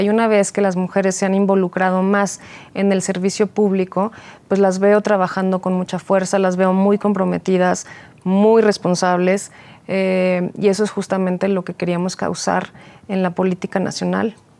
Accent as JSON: {"language": "Spanish", "region": "Mexico City", "country": "Mexico", "tie": "born or raised there", "said": "nací en la Ciudad de México, he vivido todo el tiempo en Álvaro Obregón"}